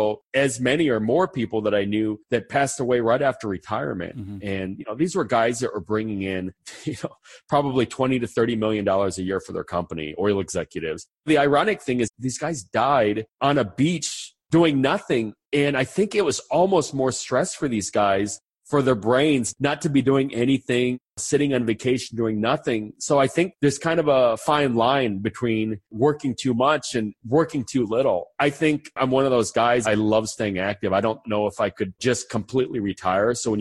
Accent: United States; also born or lived in Argentina; I'm from the United States. I'm American. I grew up in the United States

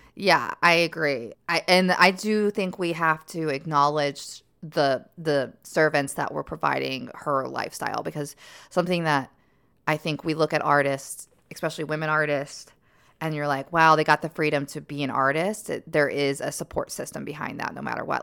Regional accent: the South, United States; moved away; I'm from the South

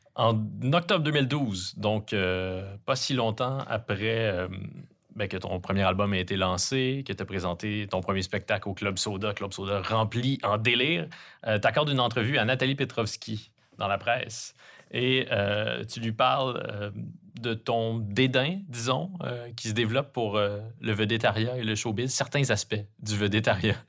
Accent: Quebec, Canada; accent: Québécois; les Québécois sont bien placés pour savoir à quel point c'est agaçant d'entendre quelqu'un mal imiter notre accent

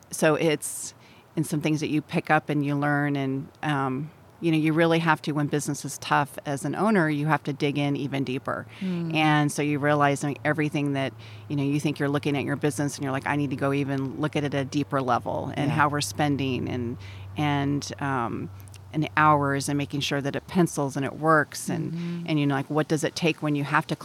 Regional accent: Southern California, United States; also born or lived in Templeton, California / back east; I'm from Southern California. Okay. Went to high school up here in Templeton.

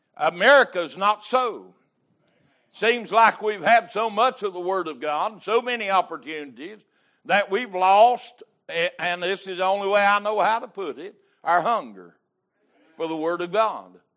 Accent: United States; I'm an American

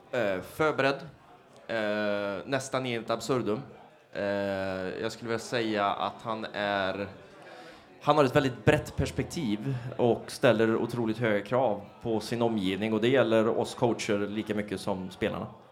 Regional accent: Trollhättan, Västra Götaland, Sweden; jag är från Trollhättan från första början

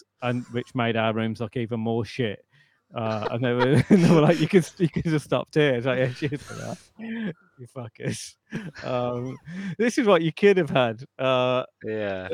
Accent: United Kingdom; we're British as well

